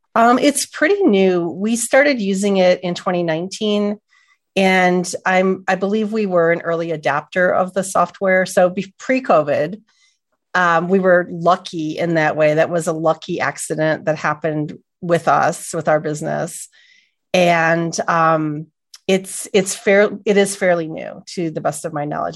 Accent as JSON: {"language": "English", "town": "Buffalo", "region": "New York", "country": "United States", "also_born_or_lived": "Los Angeles", "moved": "as an adult", "lives_now": "upstate New York, United States", "said": "I'm from Buffalo, and I went to college in, in central New York"}